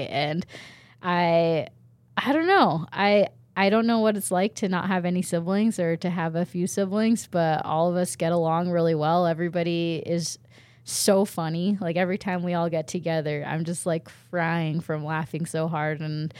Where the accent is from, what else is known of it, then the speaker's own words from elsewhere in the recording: Japan; born there; And then not only that, I was born in Japan. So my parents, I'm not Japanese, but my parents decided to move to Japan with two kids already